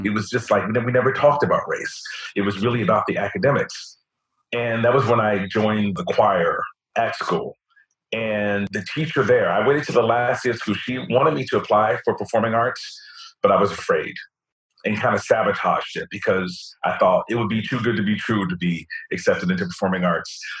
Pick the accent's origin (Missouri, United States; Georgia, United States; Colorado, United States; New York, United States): New York, United States; especially as a New Yorker.